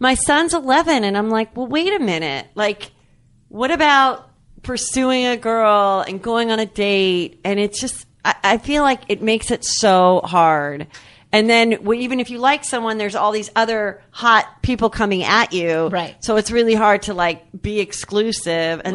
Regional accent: Louisville, Kentucky, United States; I went to Louisville All Girl Catholic High School

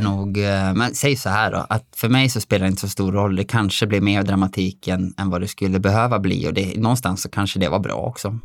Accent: Dalarna County, Sweden; also born or lived in Alingsås area; now in Alingsås, Sweden; jag är ju från Dalarna

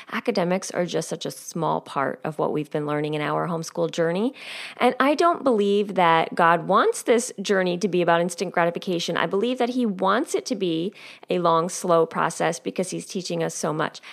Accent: United States; also born or lived in rural New Jersey; now in New Jersey, United States; I grew up nine miles outside of New York City

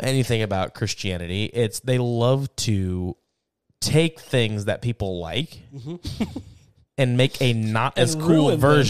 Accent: Connecticut, United States; whenever I was a kid growing up, I grew up in New England.

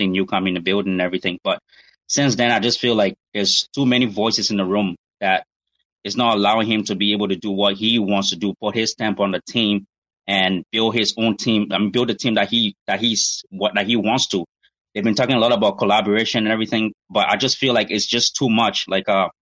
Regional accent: Winnipeg, Manitoba, Canada; I'm originally from Winnipeg

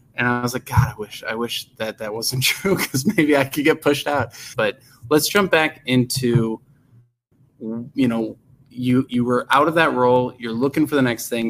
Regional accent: Arlington Heights, Illinois, United States; I grew up in Arlington Heights

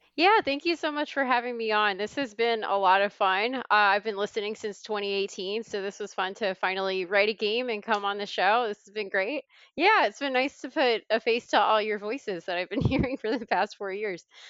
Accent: North Carolina, United States; now in Chicago, United States; North Carolina, though, I mean, I had to include that just 'cause it's my home state

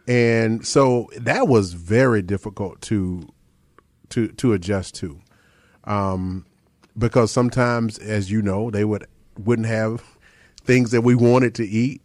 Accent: Chapel Hill, North Carolina, United States; I grew up in Chapel Hill

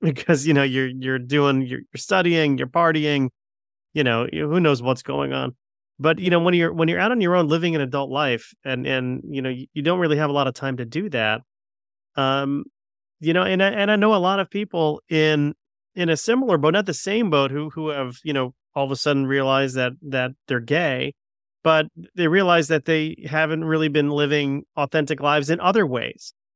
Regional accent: Connecticut, United States; I'm a Connecticut guy

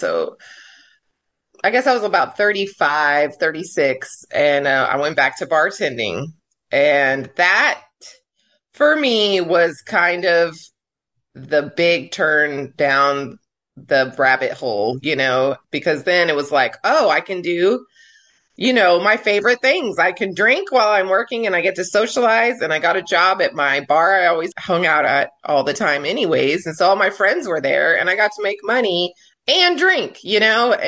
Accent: El Paso, Texas, United States; now in Corpus Christi, United States; in high school, I grew up in El Paso

